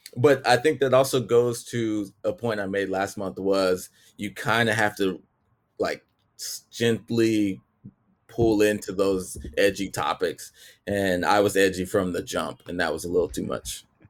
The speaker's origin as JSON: {"language": "English", "region": "Texas", "country": "United States", "said": "I'm from Texas"}